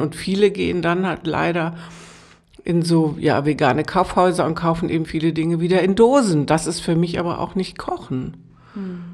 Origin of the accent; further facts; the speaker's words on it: Lower Saxony, Germany; now in Potsdam, Germany; ich bin ja gebürtig aus Niedersachsen